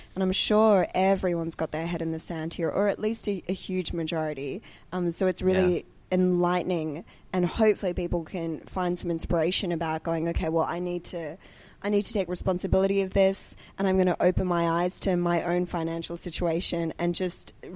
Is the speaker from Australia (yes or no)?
yes; Australia; growing up in Australia